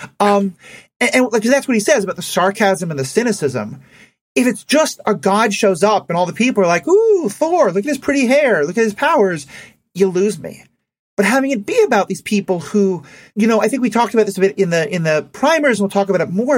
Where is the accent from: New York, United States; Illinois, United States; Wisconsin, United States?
New York, United States; New York City; And I grew up in New York City